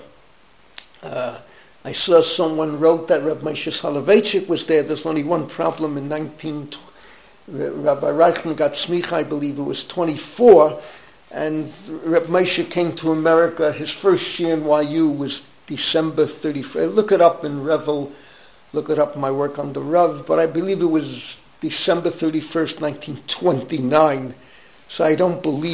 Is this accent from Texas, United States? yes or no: no; New York City, New York, United States; I was growing up in the Bronx